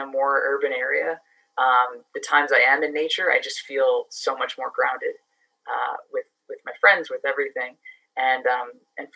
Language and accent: English; New York City, New York, United States; moved away as an adult; also born or lived in Boston, Massachusetts; now in Massachusetts, United States; I grew up in the Bronx, New York originally. So spent, you know, all my childhood there, same apartment building